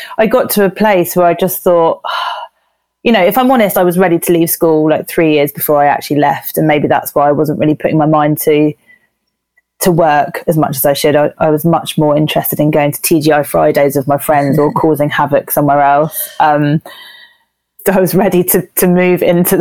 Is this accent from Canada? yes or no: no; Jersey; moved away as an adult; now in London, United Kingdom; I was born in Jersey, which is a small island in the Channel Islands, just by France.